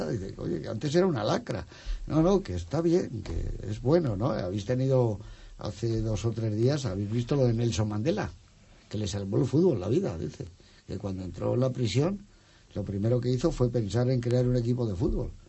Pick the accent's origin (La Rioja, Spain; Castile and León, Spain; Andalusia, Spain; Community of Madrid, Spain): Community of Madrid, Spain; Madrid; que hizo eh, Viva Madrid, que es mi pueblo